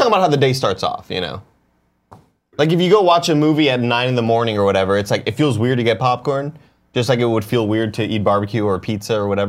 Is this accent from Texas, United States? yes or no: yes; Texas, United States; moved away; The thing that I loved about growing up in Texas is like NFL football Sunday is a big day, right?